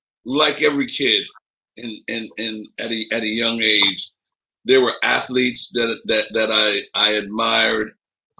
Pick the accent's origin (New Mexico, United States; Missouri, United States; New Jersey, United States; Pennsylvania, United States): Pennsylvania, United States; Philadelphia; moved away as an adult; also born or lived in Scottsbluff, Nebraska; Well, I grew up in Philadelphia, city of brotherly love, you know, city of sisterly affection. I grew up, my family moved to Philadelphia back in 1951 or 52. My mother is Jamaican